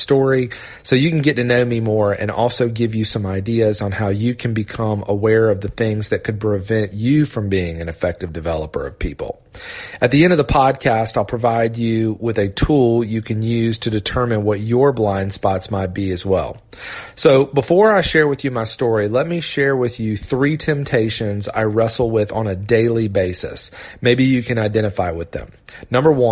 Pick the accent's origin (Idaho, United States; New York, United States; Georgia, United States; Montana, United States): Georgia, United States; Augusta; also born or lived in Orlando, Florida; Dad took a huge risk and moved us to Augusta, Georgia